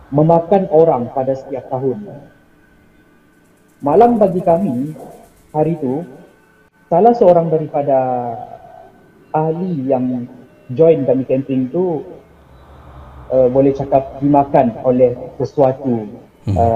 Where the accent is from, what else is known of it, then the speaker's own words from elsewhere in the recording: Sabah, Malaysia; So kopi kopi ejaan kopi itu adalah slang kami di Sabah.